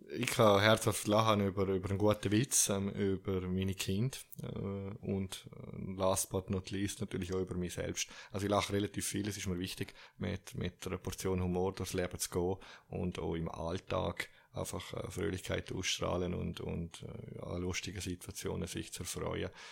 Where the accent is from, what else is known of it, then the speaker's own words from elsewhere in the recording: Zürich, Switzerland; accent: Zürich dialect; ich bin auch Schweizer